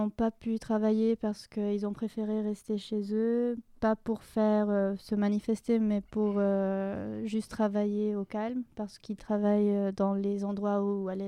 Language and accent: French; Bogotá, Colombia; moved away as an adult; now in Lyon, France